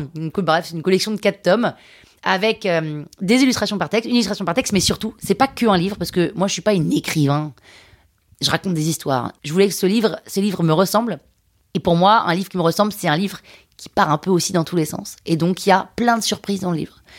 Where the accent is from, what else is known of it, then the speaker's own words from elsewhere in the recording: Limousin, Nouvelle-Aquitaine, France; je viens du Limousin